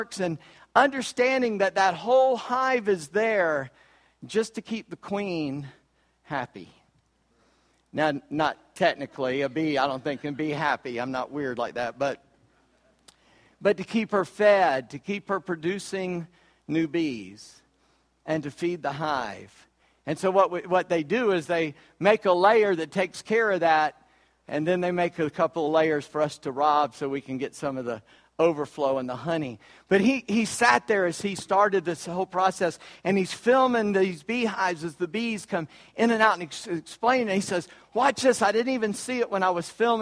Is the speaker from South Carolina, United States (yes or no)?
yes; Charleston, South Carolina, United States; I'm from Charleston, South Carolina